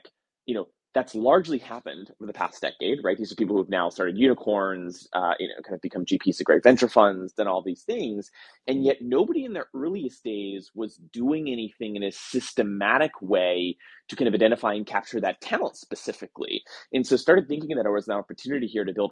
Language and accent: English; New Jersey, United States; moved away as an adult; also born or lived in Boston; I grew up in New Jersey, went to school kind of in Boston